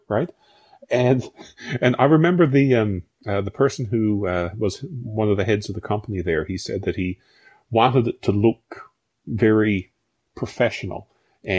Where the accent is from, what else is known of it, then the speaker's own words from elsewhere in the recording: rural Newfoundland, Newfoundland and Labrador, Canada; I'm from rural Newfoundland. So if growing up in Tollengate